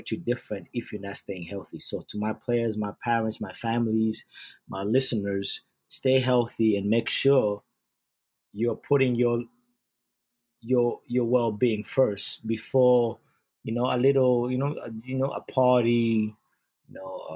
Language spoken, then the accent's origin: English; Uganda; moved away; I'm born and raised in Uganda